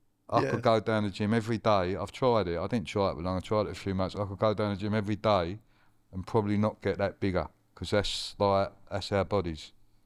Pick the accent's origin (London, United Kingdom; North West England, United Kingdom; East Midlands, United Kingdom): London, United Kingdom; Harold Wood; born there; No, I was actually Harewood Hospital.